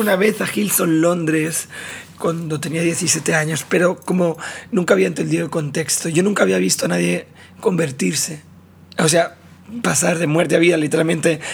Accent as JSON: {"language": "Spanish", "town": "Barcelona", "region": "Catalonia", "country": "Spain", "tie": "born or raised there", "said": "Yo nací en Barcelona, sí, en, España. Ahí toda mi vida, así que toda la vida he crecido ahí"}